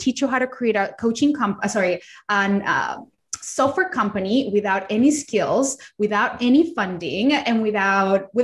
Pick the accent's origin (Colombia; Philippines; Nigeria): Colombia; English is a second language; also born or lived in Australia; now in United States; I am not from America. I did not grow up here. I did not speak English when I was little. I was born in Colombia, in a third world country in South America